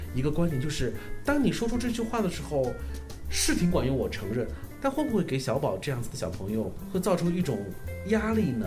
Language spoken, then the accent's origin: Chinese; China; 我们是中国游客